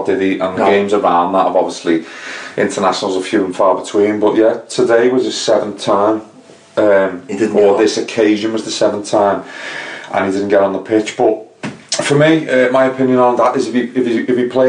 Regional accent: England, United Kingdom; as an Englishman

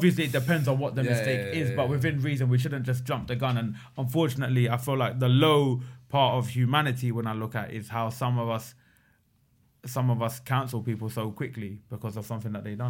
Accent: England, United Kingdom; born there; I'm from Pakistan, right? I was born in England. My grandparents were born in Pakistan.

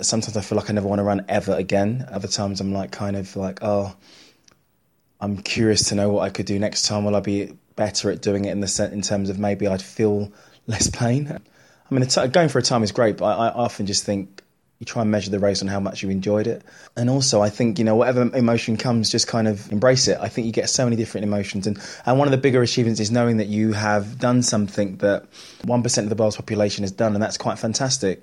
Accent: London, United Kingdom; I'm a Londoner. I was born in East London.

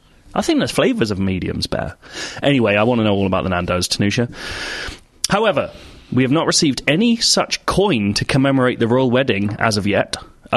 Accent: United Kingdom; I'm British.

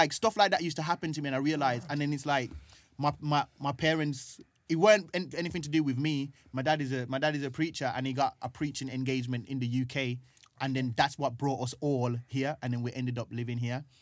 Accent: Jamaica; also born or lived in Birmingham, United Kingdom; now in London, United Kingdom; I was growing up in Jamaica, and the part of Jamaica that I was growing up in, I had to walk down the road to get water

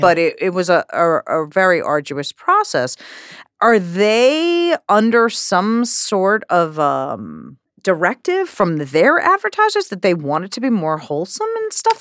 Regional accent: New York, United States; growing up in New York

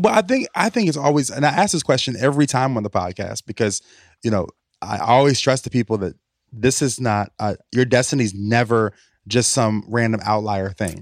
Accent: Richmond, United States; my hometown of Richmond

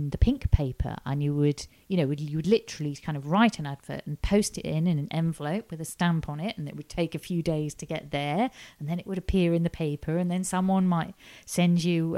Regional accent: Ormskirk, North West England, United Kingdom; moved away as an adult; also born or lived in York; now in London, United Kingdom; I grew up in a town called Ormskirk in Lancashire, quite near Liverpool

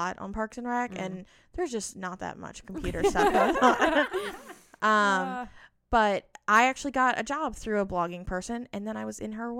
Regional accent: West Virginia, United States; moved away as an adult; now in Washington, DC, United States; I grew up in West Virginia.

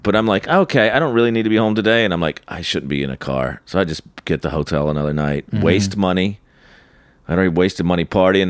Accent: Charlotte, North Carolina, United States; moved away; Charlotte, my hometown.

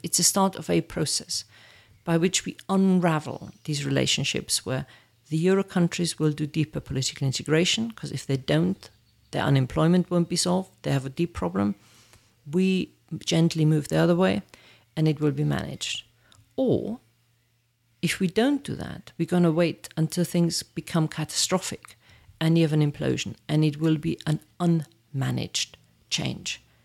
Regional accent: near Munich, Bavaria, Germany; also born or lived in Birmingham, United Kingdom; now in United Kingdom; born in, near Munich

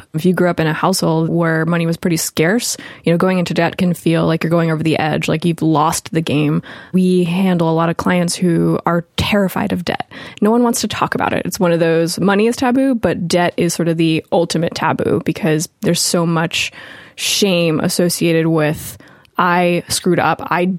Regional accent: Los Angeles, California, United States; I grew up in Los Angeles.

